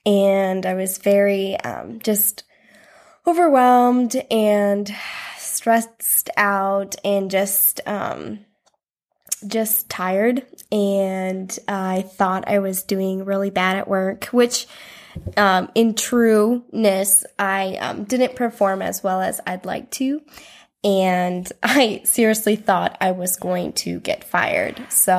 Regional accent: South Dakota, United States; I'm from South Dakota.

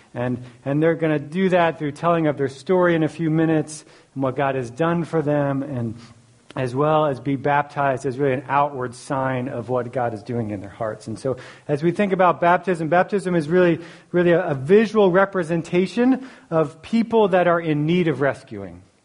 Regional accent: Philadelphia, Pennsylvania, United States; I grew up in Philly.

